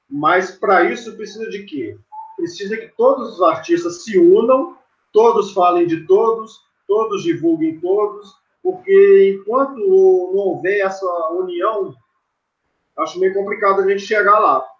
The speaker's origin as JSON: {"language": "Portuguese", "town": "Carangola", "region": "Minas Gerais", "country": "Brazil", "said": "interior de Minas Gerais, um cidade pequena chamada Carangola, zona da mata de Minas."}